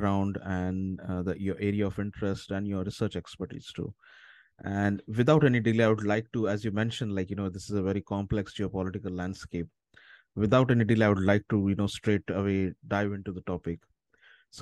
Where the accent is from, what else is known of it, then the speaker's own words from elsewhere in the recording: India; someone coming from India, so I'm originally from India